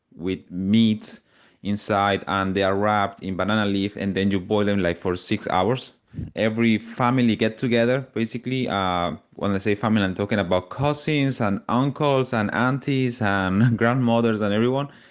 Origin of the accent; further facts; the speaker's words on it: San Cristóbal, Táchira, Venezuela; moved away; So, I'm from Venezuela